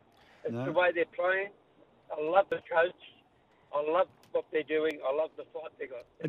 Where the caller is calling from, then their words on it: Sydney, New South Wales, Australia; Beverly Hills in Sydney, mate.